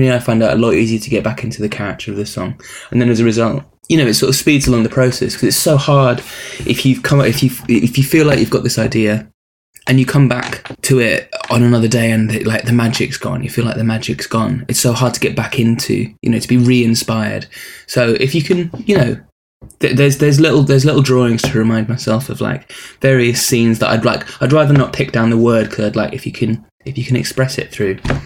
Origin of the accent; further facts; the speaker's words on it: Colchester, East of England, United Kingdom; also born or lived in Dumfries, Scotland; My hometown, yeah. I'm from Colchester